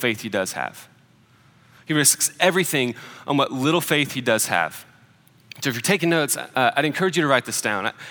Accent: Nashville, Tennessee, United States; Nashville. I got to get out of my hometown

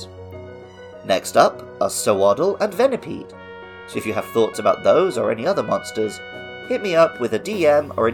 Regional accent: England, United Kingdom; moved away as an adult; now in Japan; I grew up in England as an indoorsy gamer

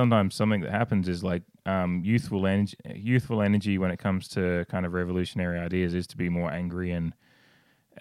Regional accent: Australia; I come from Australia, and it's a different kind of heat.

